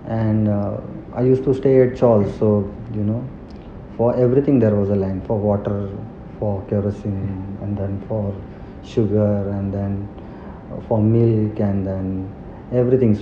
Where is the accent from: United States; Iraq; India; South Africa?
India; Pune, Maharashtra; English is a second language; also born or lived in Rahimatpur, Satara, Maharashtra; I am brought up in Pune. I am born in a small town in district Satara called Rahmatpur.